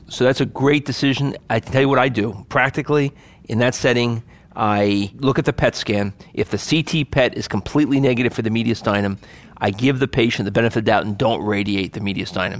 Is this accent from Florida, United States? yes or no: no; Hackensack, New Jersey, United States; I grew up in Hack and Sack, so that's what I say